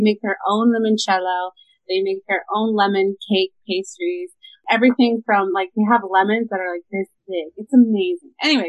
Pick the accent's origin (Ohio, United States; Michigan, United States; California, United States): California, United States; Orange County; also born or lived in Mexico City, Mexico; a little bit about me. I am originally from Orange County, California. My parents came in the 80s from Mexico, and we're born and raised in Southern California, but I'm so grateful to have my Mexican culture and roots